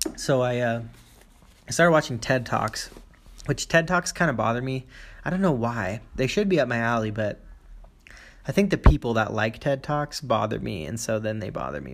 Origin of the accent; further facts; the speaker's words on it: United States; moved away as an adult; now in China; I'm moving back to my home country, America